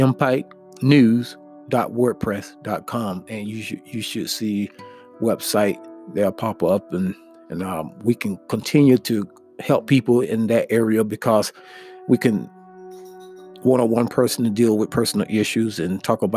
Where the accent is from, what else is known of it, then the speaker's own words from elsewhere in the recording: United States; us as American people